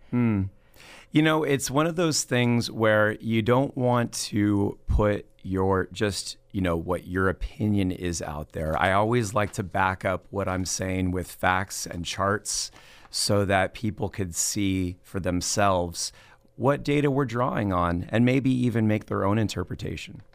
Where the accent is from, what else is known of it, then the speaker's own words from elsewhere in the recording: Los Angeles, California, United States; moved away as an adult; also born or lived in Playa Vista, Los Angeles; now in Fresno, United States; I was born in Tarzana in the San Fernando Valley, and I grew up there